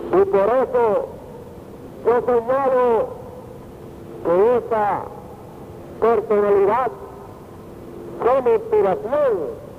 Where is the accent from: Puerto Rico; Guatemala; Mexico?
Puerto Rico; born or raised there